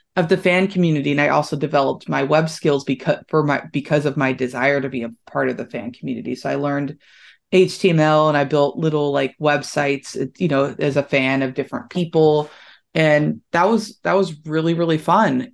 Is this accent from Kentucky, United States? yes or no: yes; Louisville, Kentucky, United States; Louisville, Kentucky, what I, I, I would have been able to see what they were actually doing in my hometown